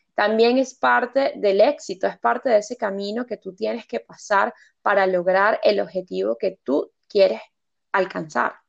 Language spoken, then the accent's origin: Spanish; Venezuela; moved away as an adult; now in United Kingdom; la esencia que tenemos nosotros como venezolanos